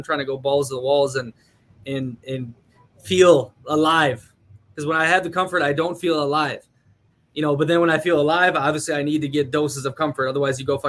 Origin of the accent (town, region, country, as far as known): Minnesota, United States; moved away